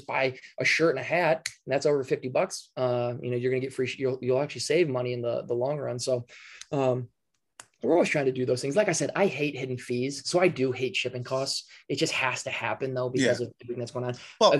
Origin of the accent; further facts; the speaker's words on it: Minnesota, United States; We're from Minnesota. Minnesota.